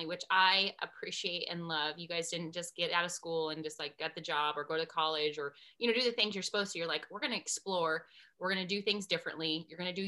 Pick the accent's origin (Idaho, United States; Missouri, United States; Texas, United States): Idaho, United States; Harrison; I'm from Harrison, and so when I left and went to college and came back, I was like, wait, this is where we grew up